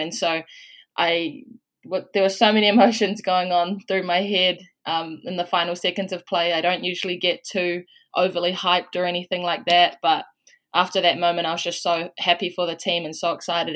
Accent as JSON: {"language": "English", "region": "Waikato", "country": "New Zealand", "moved": "as an adult", "lives_now": "Washington State, United States", "said": "I'm from Waikato, um, back home"}